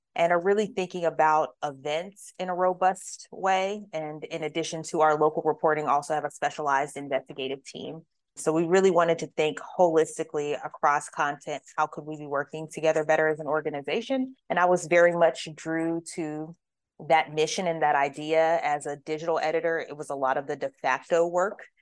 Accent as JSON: {"language": "English", "town": "Pittsburgh", "region": "Pennsylvania", "country": "United States", "tie": "born or raised there", "also_born_or_lived": "Richmond, Virginia", "moved": "as an adult", "lives_now": "Louisville, United States", "said": "I grew up primarily in Pittsburgh, Pennsylvania"}